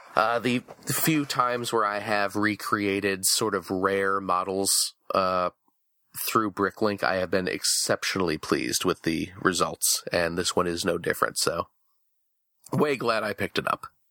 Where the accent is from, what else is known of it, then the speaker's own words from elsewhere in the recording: outside Chicago, Illinois, United States; when I was a kid in, uh, growing up outside Chicago